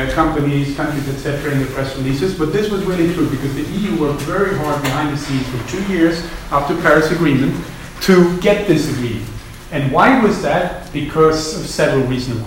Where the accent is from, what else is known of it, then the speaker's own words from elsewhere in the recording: Sweden; moved away; I'm from Sweden originally